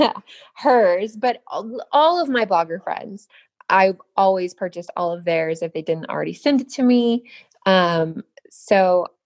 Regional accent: Boulder City, Nevada, United States; Nevada, actually. All small, right. Yeah, Boulder City, Nevada. Which, if you know where the Hoover Dam is, it's it's kind of that city that sits right there on the Hoover Dam.

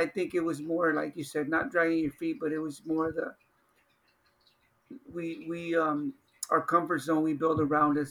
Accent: Los Angeles, California, United States; I grew up in South Central Los Angeles

